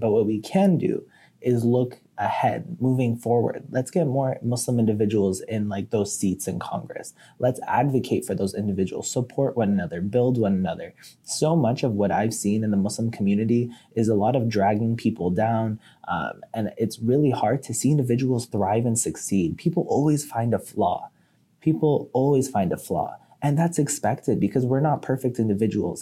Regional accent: United States; I was born in the United States

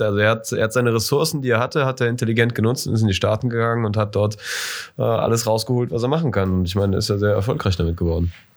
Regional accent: Germany; als Deutscher

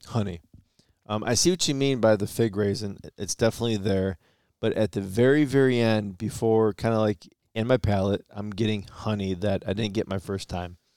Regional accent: Michigan, United States; we're from Michigan

